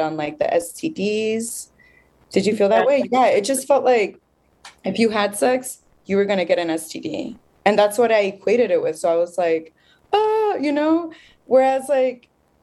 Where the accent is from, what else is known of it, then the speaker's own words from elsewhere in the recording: Chicago, Illinois, United States; I was born and raised in Little Village